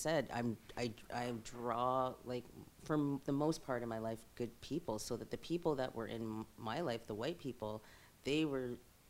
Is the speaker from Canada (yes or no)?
yes; Toronto, Ontario, Canada; now in Vancouver, Canada; So I was born and raised in Toronto, right? And Toronto was a great place to live because I had such a multicultural group of people